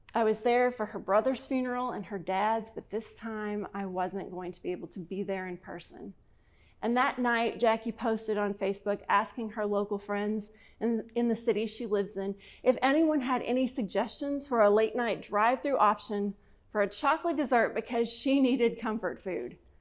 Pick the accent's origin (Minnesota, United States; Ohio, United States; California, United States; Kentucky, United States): Kentucky, United States; my home state of Kentucky